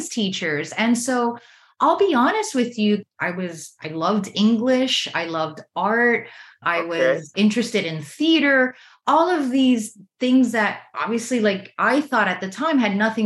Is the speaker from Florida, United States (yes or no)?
yes; Miami, Florida, United States; I grew up in Miami, Florida, an area called Little Havana